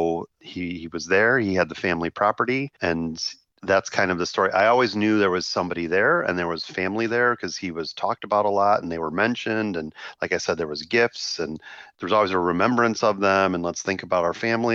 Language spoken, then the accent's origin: English; Chicago, Illinois, United States; I grew up in Chicago in a neighborhood with Slovak and Slovak American culture